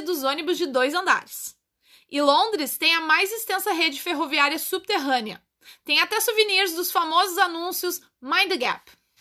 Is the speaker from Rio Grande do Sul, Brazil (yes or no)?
yes; Porto Alegre, Rio Grande do Sul, Brazil; Eu nasci no Brasil, na cidade de Porto Alegre. E hoje em dia eu sou uma cidadã do mundo